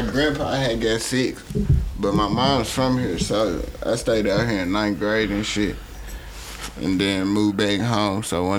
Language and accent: English; Memphis, Tennessee, United States; moved away; I'm from Memphis, man.